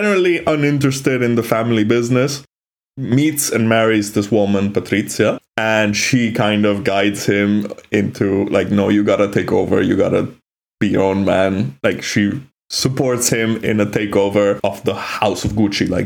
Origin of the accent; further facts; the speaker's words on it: Milan, Lombardy, Italy; we were growing up in Milan in those years